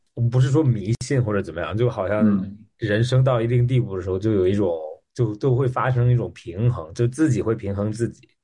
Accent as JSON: {"language": "Chinese", "country": "Australia", "tie": "born or raised there", "moved": "as an adult", "said": "我三年没有回澳大利亚了，然后嗯。我是在那边长大的"}